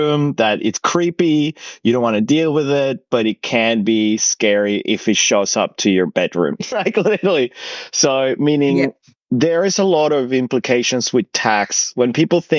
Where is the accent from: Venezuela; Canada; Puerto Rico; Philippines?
Venezuela; now in Australia; I come from Venezuela, but I came to Australia 16 years ago